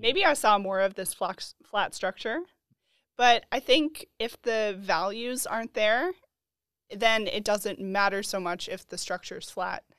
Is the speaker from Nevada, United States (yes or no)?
no; Boulder, Colorado, United States; I'm from Colorado. I'm from Boulder, Colorado